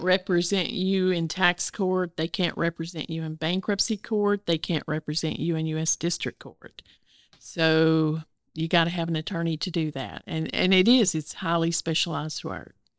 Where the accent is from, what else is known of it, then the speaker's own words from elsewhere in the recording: Northeast Arkansas, United States; now in Little Rock, United States; I grew up in Northeast Arkansas, in the rice fields